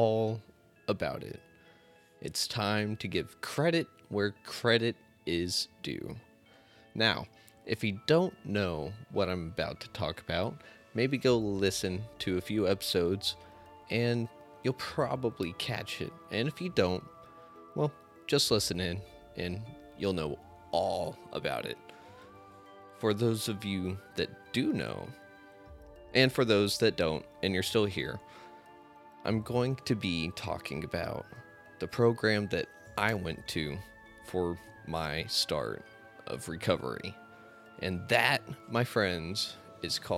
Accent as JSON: {"language": "English", "town": "Amarillo", "region": "Texas", "country": "United States", "said": "I'm not from Dallas. I'm from Amarillo, the true North Texas"}